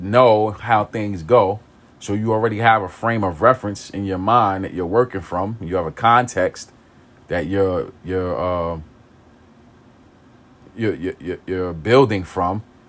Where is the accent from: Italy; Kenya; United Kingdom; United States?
United States; New York City, New York; I grew up in East New York. I grew up in pink houses